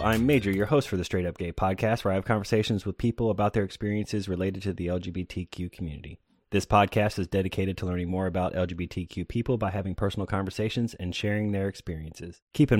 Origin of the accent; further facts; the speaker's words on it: Florida, United States; also born or lived in North Carolina / California / Okinawa / Illinois; now in Atlanta, United States; I was in the military, and I'm originally from Florida, but I've lived in North Carolina, California. I lived overseas in Okinawa.